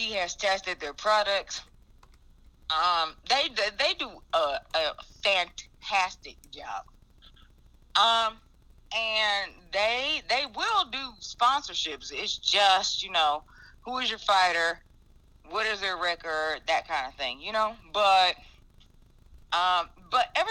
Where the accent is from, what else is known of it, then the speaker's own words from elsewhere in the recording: Chicago, Illinois, United States; also born or lived in Indiana; now in Georgia, United States; I was born and raised in Chicago